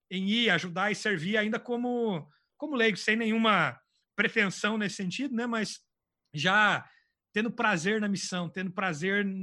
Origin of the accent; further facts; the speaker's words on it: Paraná, Brazil; now in Portugal; nós viemos do Brasil, da região do Paraná, ah, e fomos enviados aqui para Portugal